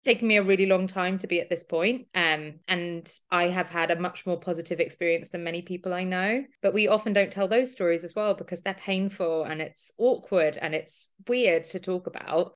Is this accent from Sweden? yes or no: no; London, United Kingdom; I'm thirty-four, I'm a runner from London